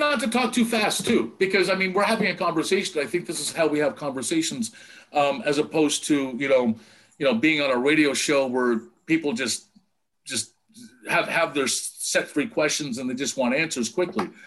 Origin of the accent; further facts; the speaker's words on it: Windsor, Ontario, Canada; moved away; also born or lived in Vancouver; my hometown into from Windsor to Detroit